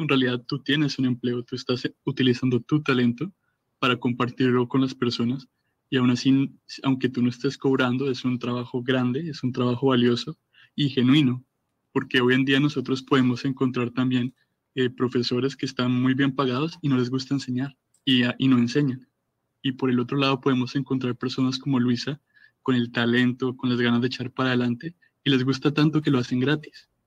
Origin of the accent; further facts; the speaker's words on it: Colombia; yo me voy de Colombia a vivir a Corea